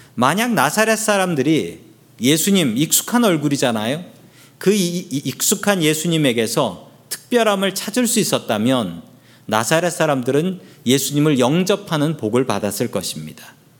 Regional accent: Seoul, South Korea; now in United States; 서울 봉천동에서 자랐습니다. 태어난 곳은 거긴 아닌데 서울 봉천동에서 자랐는데

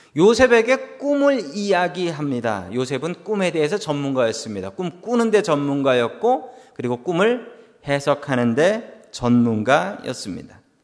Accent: South Korea; now in United States; 나는 미국에서 살아가는 한국인이다

